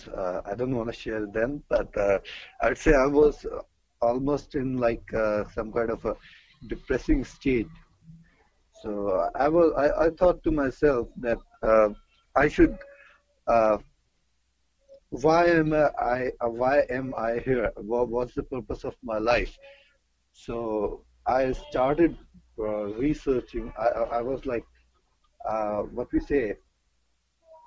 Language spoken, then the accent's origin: English; New Delhi, Delhi, India; I'm from New Delhi, India